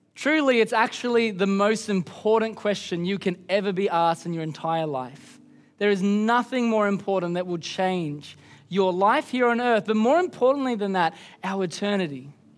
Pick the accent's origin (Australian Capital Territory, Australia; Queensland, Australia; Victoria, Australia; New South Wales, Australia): Queensland, Australia; I'm from Queensland